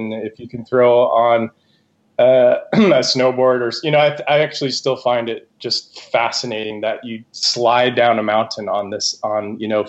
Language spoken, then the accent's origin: English; Santa Fe, New Mexico, United States; moved away; also born or lived in New York City; I grew up in Santa Fe, New Mexico. That's where I actually started my business, Squeezed. And but I've moved around quite a lot, lived in a huge variety of places.